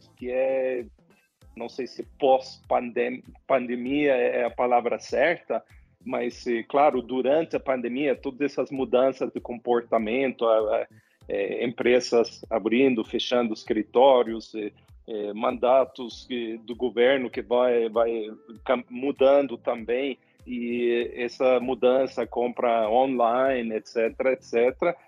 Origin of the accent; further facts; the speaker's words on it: Sweden; Portuguese is a second language; moved away as an adult; also born or lived in Latin America; eu sou sueco